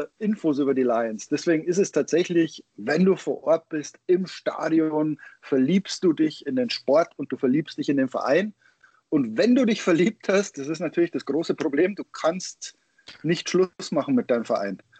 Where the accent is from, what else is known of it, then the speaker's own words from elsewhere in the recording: Germany; moved away; also born or lived in Michigan, United States; als Deutscher